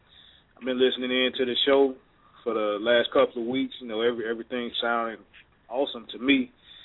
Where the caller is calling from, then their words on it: South Georgia, United States; I'm calling from South Georgia.